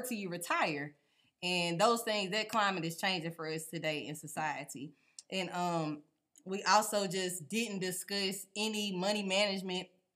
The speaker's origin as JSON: {"language": "English", "town": "Texarkana", "region": "Texas", "country": "United States", "tie": "born or raised there", "also_born_or_lived": "Longview, Texas", "said": "I am from Texas, Longview born, Texarkana raised"}